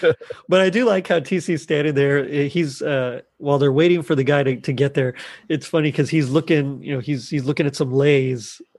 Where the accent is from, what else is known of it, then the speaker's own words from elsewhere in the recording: Texas, United States; I'm from Texas here